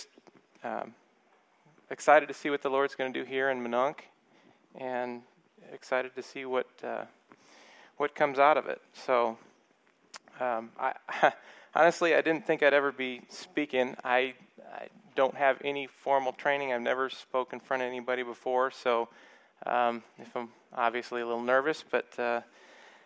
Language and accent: English; El Paso, Texas, United States; moved away; We're from El Paso